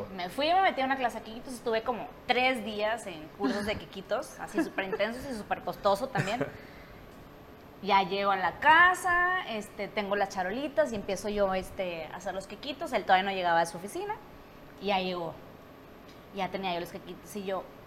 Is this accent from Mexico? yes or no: yes; Monterrey, Nuevo León, Mexico; soy de Monterrey